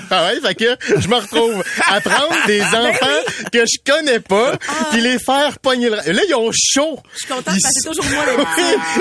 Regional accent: Châteauguay, Quebec, Canada; je suis Châteaugois. Je suis du Sourois, J'aime ma ville à 6.8 sur 10.

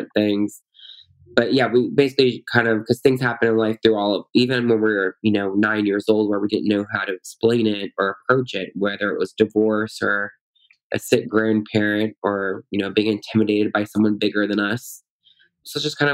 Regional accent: Louisiana, United States; now in Washington, D.C., United States; I'm from Louisiana

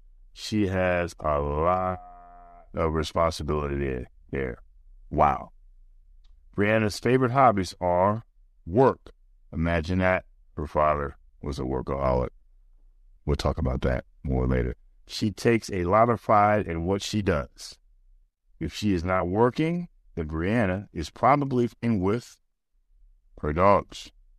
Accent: Maryland, United States; I didn't grow up here. I grew up in Maryland, and I went to all-boy private school from 5th to 12th.

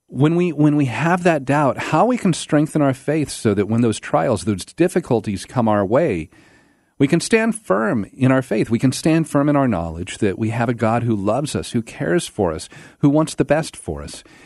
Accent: Pacific Northwest, United States; moved away as an adult; also born or lived in Alabama; I grew up in the Pacific Northwest

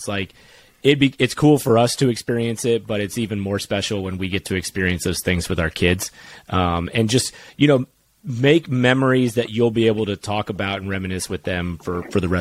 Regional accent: Sarasota, Florida, United States; we grew up in Sarasota, Florida

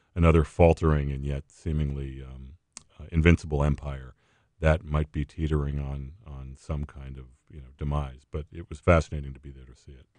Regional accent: New England, United States; moved away; I, I grew up in New England

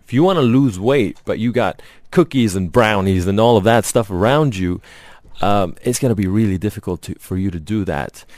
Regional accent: Lebanon; moved away; Yeah, I grew up in Lebanon

